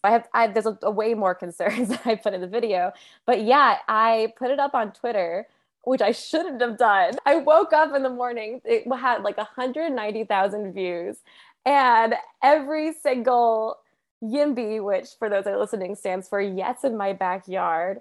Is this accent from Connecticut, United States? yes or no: yes; New Haven, Connecticut, United States; moved away as an adult; now in Philadelphia, United States; I grew up in New Haven